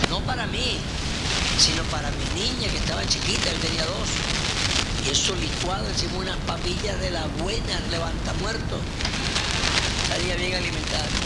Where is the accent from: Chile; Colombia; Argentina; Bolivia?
Colombia; hermana, cálmese, usted y yo somos colombianos.